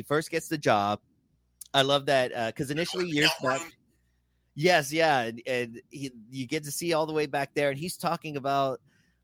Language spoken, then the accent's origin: English; San Antonio, Texas, United States; the South Side growing up in San Antonio